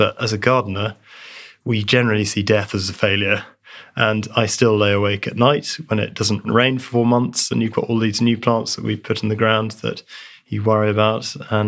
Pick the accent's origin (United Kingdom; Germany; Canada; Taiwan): United Kingdom; East of England; I grew up in North Essex, South Suffolk, where everything was very flat.